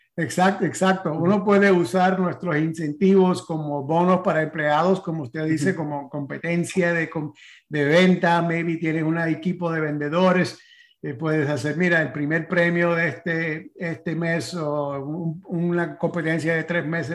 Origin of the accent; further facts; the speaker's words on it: San Antonio, Texas, United States; Spanish is a second language; now in Florida, United States; de San Antonio, Texas, nací yo